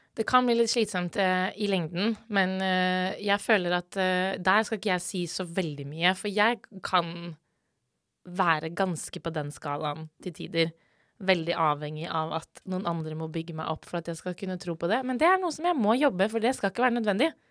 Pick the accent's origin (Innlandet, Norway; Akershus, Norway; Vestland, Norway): Akershus, Norway; Asker; now in Bergen, Norway; jeg er fra Asker